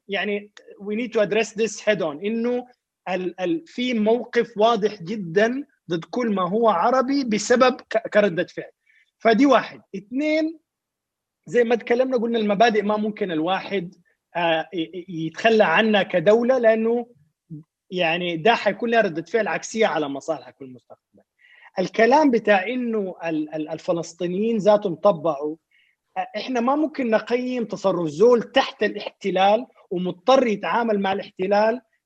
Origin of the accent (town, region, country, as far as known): Sudan